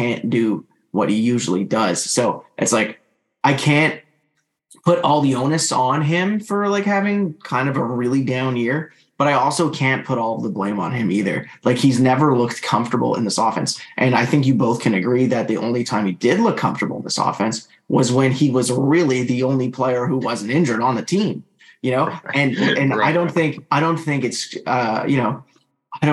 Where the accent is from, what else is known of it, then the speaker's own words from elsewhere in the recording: Canada; obviously I'm Canadian